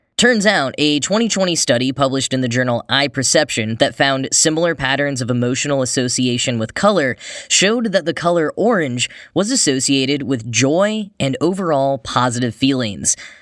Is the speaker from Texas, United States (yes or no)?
yes; Texas, United States; moved away; growing up in Texas